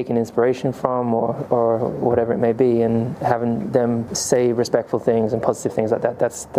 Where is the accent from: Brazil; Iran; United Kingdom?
United Kingdom; as a Brit